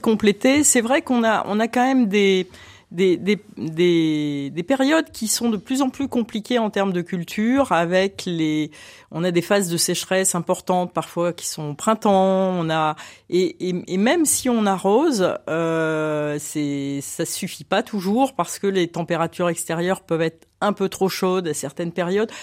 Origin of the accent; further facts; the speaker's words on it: Lille, Hauts-de-France, France; now in Lyon, France; je, ne suis pas originaire de la région lyonnaise, je suis lilloise